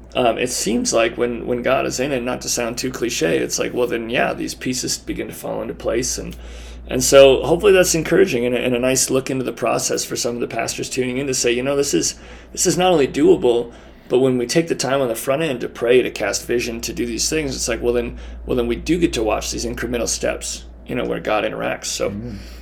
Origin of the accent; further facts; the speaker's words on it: Baker, Montana, United States; we're recording this in Butte, Montana, and I'm from Baker, Montana.